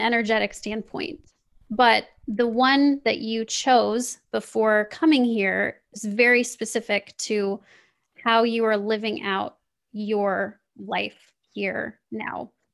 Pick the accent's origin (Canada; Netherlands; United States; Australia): United States; Kansas City, Missouri; I grew up, I grew up in Kansas City